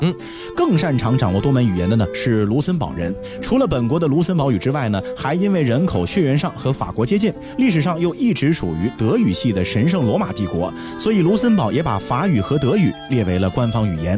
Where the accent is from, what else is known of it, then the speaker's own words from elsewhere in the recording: China; 咱们现在的中国人